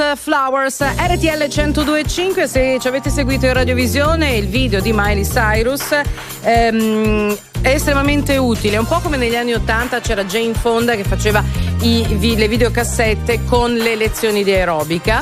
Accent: Lombardy, Italy; nostro dialetto eh. lombardo

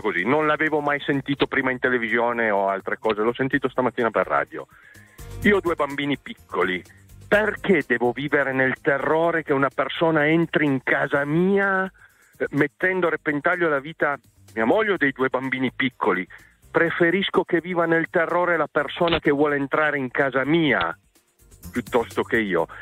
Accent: San Martino Canavese, Piedmont, Italy; al mio paese, San Martino Canavese

